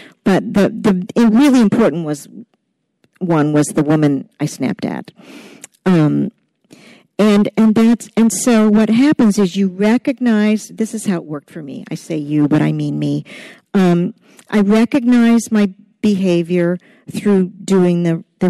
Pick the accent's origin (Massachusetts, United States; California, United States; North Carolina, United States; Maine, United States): Maine, United States; Portland; I'm from Portland, Maine, right here